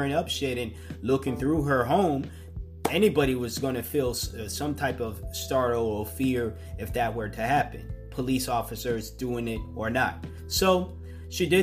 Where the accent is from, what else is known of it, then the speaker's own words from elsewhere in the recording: the Northeast, New England, United States; growing up on the Northeast